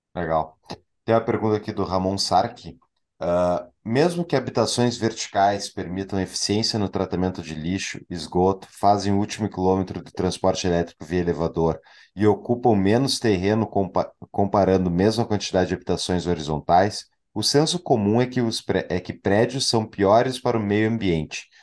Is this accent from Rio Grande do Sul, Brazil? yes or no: yes; Porto Alegre, Rio Grande do Sul, Brazil; eu como porto-alegrense